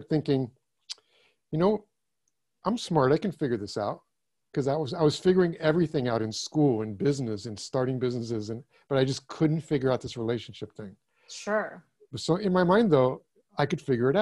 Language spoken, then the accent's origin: English; California, United States; first language German; English is a second language; I was born in California, but both my parents were German, and I had a fairly uneventful childhood and grew up.